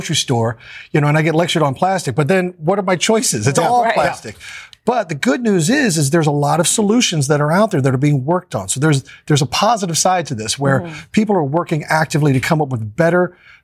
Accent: Kansas City, United States; we're all from Kansas City, and we love our hometown

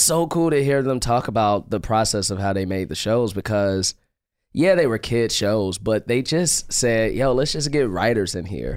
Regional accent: Chicago, Illinois, United States; now in Los Angeles, United States; I'm from Chicago

